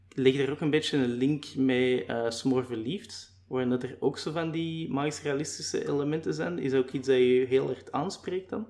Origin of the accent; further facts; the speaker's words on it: Limburg, Flanders, Belgium; Ik ben zelf eerder afkomstig van Limburg